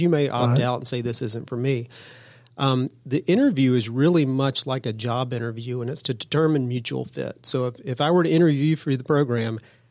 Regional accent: Cobb County, Georgia, United States; I was born and raised in Cobb County. I'm a Cobb guy

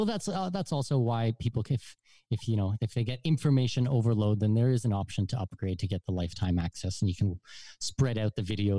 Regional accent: Southwestern Ontario, Canada; moved away as an adult; also born or lived in Germany / Abu Dhabi; now in Panama; I'm from Southwestern Ontario.

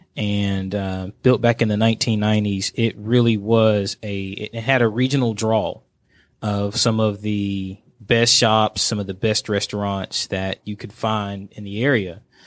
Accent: Dalton, Georgia, United States; my hometown, Dalton, Georgia. That's where I was born and raised

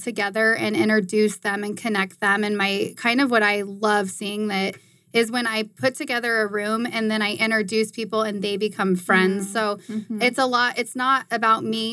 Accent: Arizona, United States; born and raised in Arizona

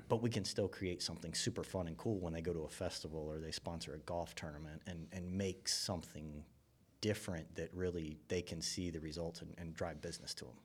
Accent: Buford, Georgia, United States; I grew up in Buford, you know, I mean, I used to hunt where the Mall of Georgia was

